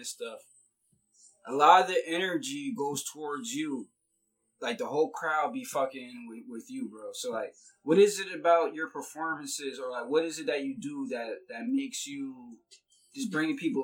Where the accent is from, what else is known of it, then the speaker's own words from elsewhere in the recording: Allentown, Pennsylvania, United States; when it comes to Allentown, it's like we try to stay within our city